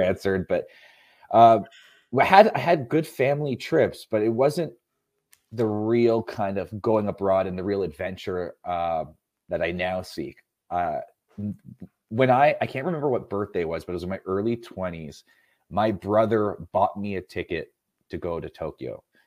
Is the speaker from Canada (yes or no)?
yes; Canada; I'm not American. I, I, I think I mentioned I'm Canadian.